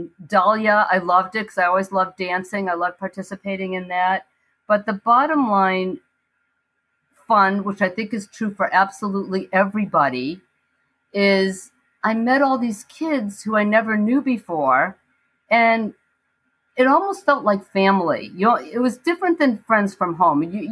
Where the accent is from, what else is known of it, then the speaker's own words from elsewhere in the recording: Brookline, Massachusetts, United States; I grew up in Brookline